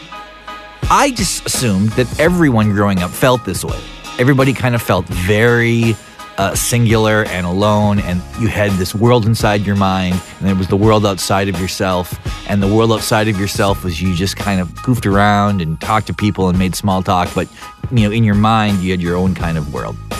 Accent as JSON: {"language": "English", "region": "North Dakota", "country": "United States", "tie": "born or raised there", "said": "growing up in North Dakota and listening to hair metal"}